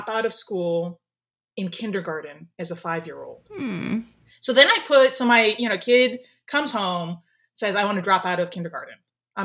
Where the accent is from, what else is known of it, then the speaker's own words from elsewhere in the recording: Skokie, Illinois, United States; also born or lived in Japan; I grew up in Skokie, Illinois